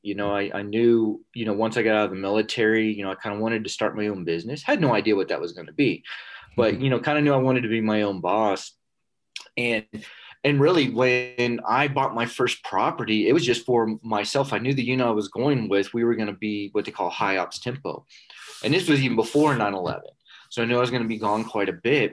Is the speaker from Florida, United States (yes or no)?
yes; South Florida, United States; moved away as an adult; I was raised in South Florida